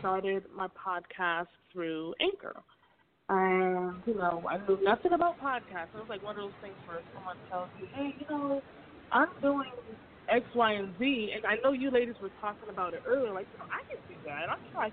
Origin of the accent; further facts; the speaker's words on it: Hartford, Connecticut, United States; moved away as an adult; now in Georgia, United States; So I am originally from Hartford, Connecticut, and I moved to Georgia in December of 2014.